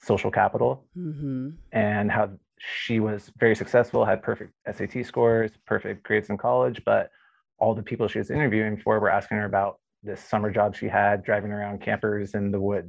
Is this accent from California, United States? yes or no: yes; Santa Barbara, California, United States; I grew up in Santa Barbara